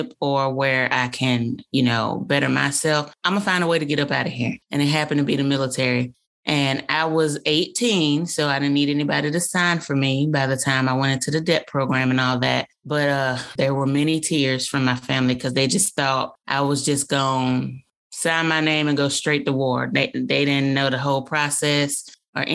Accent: Birmingham, Alabama, United States; moved away as an adult; I grew up in Birmingham, Alabama

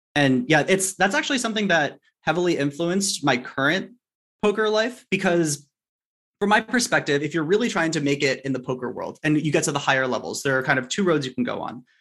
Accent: Los Angeles, California, United States; I grew up in Sherman Oaks, which is L

